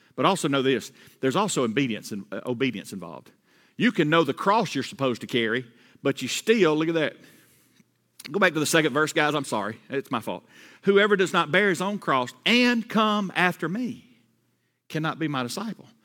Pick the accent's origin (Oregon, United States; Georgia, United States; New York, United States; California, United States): Georgia, United States; I, I grew up in Georgia, all right? I'm a Georgia boy.